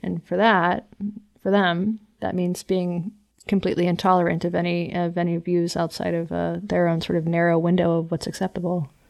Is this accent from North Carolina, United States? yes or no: yes; North Carolina, United States; I'm from North Carolina.